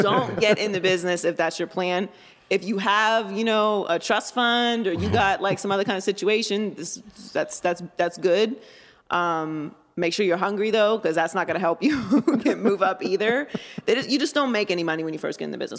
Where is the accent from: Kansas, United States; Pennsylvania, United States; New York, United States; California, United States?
Pennsylvania, United States; Pittsburgh; I grew up in Pittsburgh, Pennsylvania.